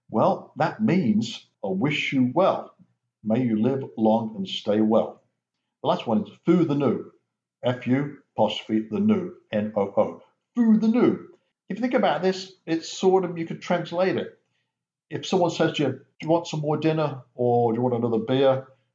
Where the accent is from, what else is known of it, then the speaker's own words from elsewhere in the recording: Coventry, West Midlands, United Kingdom; Now, I'm from the Midlands. I'm from Coventry, which is 15 miles from Birmingham. Coventry has its own lingo, variation of the language, different from Birmingham